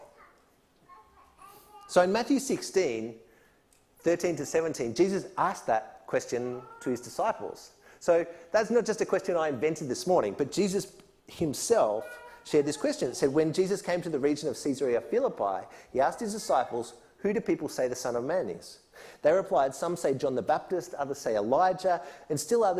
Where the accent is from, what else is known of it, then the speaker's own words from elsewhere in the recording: Australia; moved away as an adult; also born or lived in Mexico; I'm an Aussie. I grew up my whole young life here